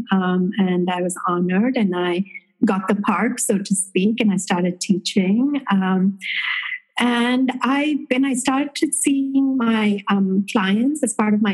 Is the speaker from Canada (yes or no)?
no; India; moved away as an adult; now in United States; I was born in India and have had an intimate connection with this way of living, through the ancestral knowledge of my mother and my grandmother